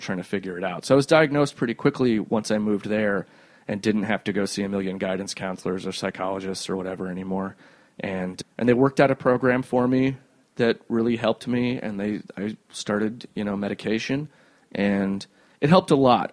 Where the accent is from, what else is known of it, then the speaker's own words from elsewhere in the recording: Cedar Rapids, Iowa, United States; also born or lived in Cherry Hill, New Jersey; my th- second year, third year of school, uh, we moved from Cherry Hill, New Jersey, whose education system was trash, mm-hmm. to Cedar Rapids, Iowa